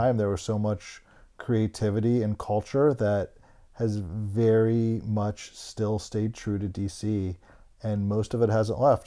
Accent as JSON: {"language": "English", "town": "Bethesda", "region": "Maryland", "country": "United States", "tie": "born or raised there", "also_born_or_lived": "Canton, Ohio", "said": "I was born in Canton, Ohio. I moved after third grade to Bethesda, Maryland"}